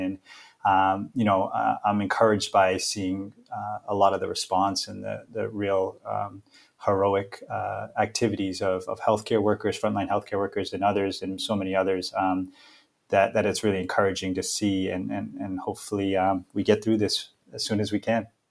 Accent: Boston, Massachusetts, United States; moved away as an adult; also born or lived in London; now in Seattle, United States; I was originally born and raised in Boston. Grew up in a number of different neighborhoods there throughout the city.

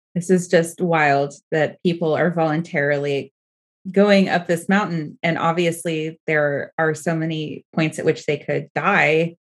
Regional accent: Oregon, United States; I'm from Oregon

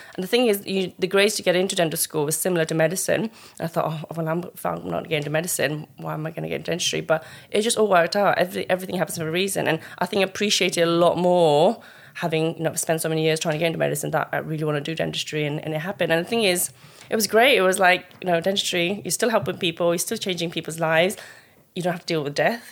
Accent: Colchester, East of England, United Kingdom; also born or lived in Mustang, Nepal; I grew up in Colchester since I was eight, nine years old and lived there, you know, army background, Nepali family, um, settled there

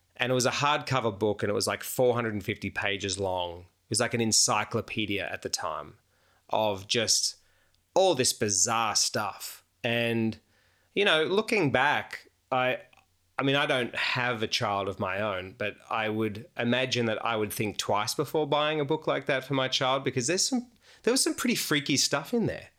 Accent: Australia; moved away as an adult; now in United States; as an Australian who's just moved to America, and I've been there like a year

